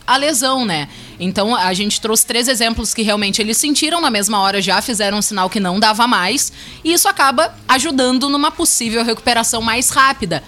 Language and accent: Portuguese; Brazil; eu também sou brasileira